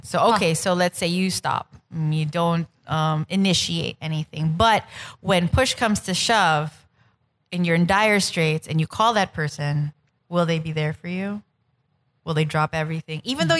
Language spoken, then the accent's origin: English; New York, United States; now in Philippines; we grew up together in New York, but then I moved back to the Philippines.